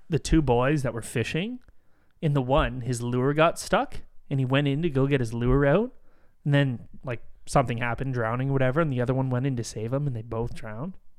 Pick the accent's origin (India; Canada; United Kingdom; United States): Canada; we're Canadian